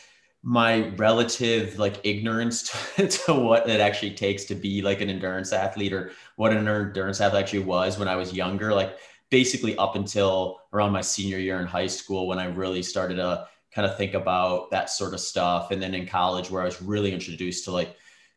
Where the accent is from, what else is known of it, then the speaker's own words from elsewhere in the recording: Wisconsin, United States; moved away as an adult; also born or lived in Minnesota / Nebraska; now in Phoenix, United States; we ended up in Wisconsin by the time I was 8. And that's where I basically grew up. I went to high school and college in Wisconsin